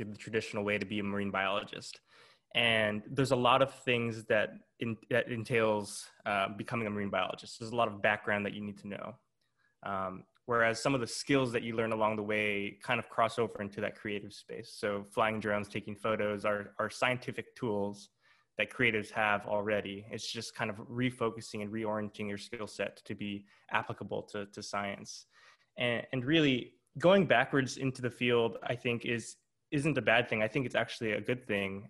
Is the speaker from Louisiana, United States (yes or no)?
no; Hawaii, United States; moved away; also born or lived in Big Island; I'm born and raised in Hawaii